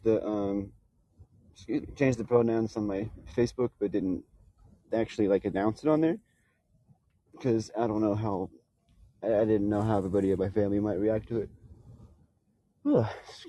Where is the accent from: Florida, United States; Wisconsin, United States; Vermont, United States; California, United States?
California, United States; Bay Area; also born or lived in Houston, Texas; growing up in Houston and then in the Bay Area